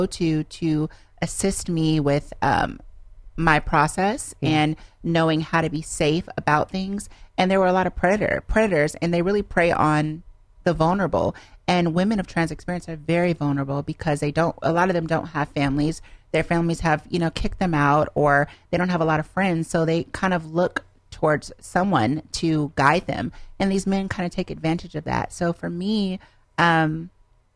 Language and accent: English; Los Angeles, California, United States; I really am from Los Angeles, which is really weird because no one really is from here